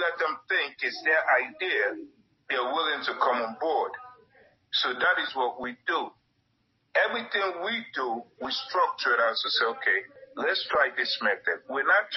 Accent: United States; I grew up in America. I grew up in one of the roughest neighborhoods.

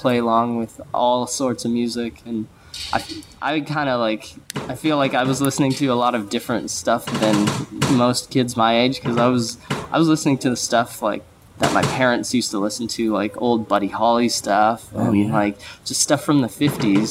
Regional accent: Smithers, British Columbia, Canada; moved away; also born or lived in Quesnel, British Columbia; I'm actually Canadian. I was born on the west coast of Canada in a town that probably no one's ever heard of. It's called Quesnel, and it's in British Columbia. And then moved up to a town called Smithers, which is even farther up north

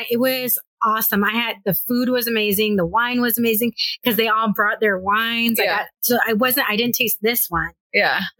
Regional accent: Los Angeles, California, United States; moved away as an adult; now in San Diego, United States; I'm from the San Fernando Valley

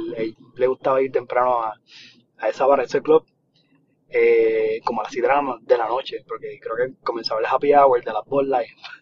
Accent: Puerto Rico; moved away; also born or lived in Texas; soy de Puerto Rico

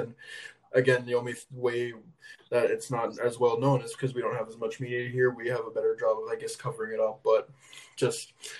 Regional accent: Canada; I'm from Canada

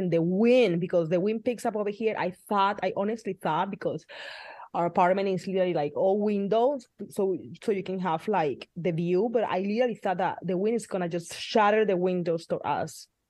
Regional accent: Midwest, United States; now in California, United States; And we came from the Midwest to like buckets of rain here in California

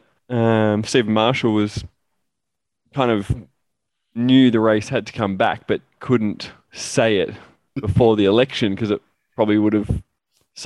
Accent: Adelaide, South Australia, Australia; the go-kart track that I grew up driving around Bolivar

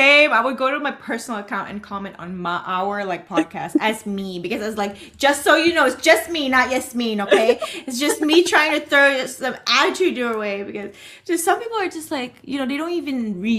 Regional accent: Macau; now in United States; I'm fully Asian, just not Cantonese Asian, but still, like, I grew up in Macau, you know, so fair enough. It's still Cantonese.

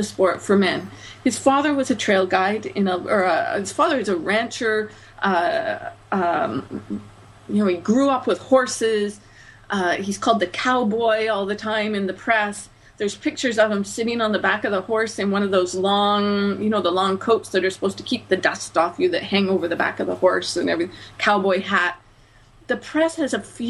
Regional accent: Canada; my own perspective as a Canadian

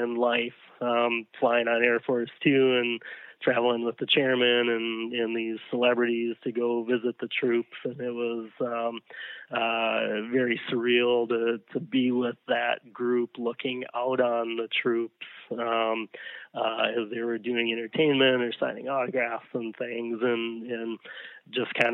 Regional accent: Hastings, Minnesota, United States; we're still based in my hometown, tiny little Hastings, Minnesota

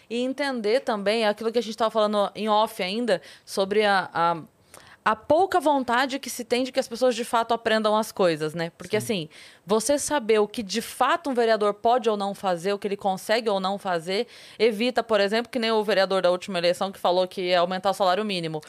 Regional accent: Sorocaba, São Paulo, Brazil; eu sou de Sorocaba

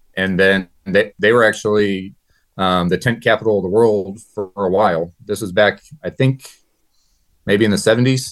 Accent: New Haven, Missouri, United States; I'm from New Haven, Missouri, born and raised here

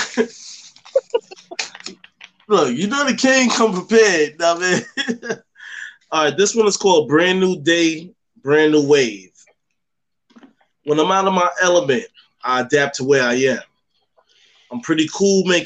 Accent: New York, United States; with me growing up in New York and carrying on the tradition of having, you know, raised by these Southerners

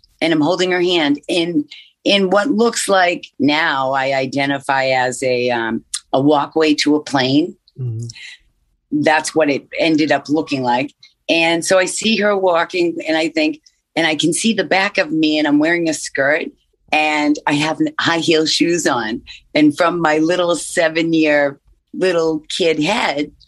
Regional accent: Massachusetts, United States; I'm from Massachusetts

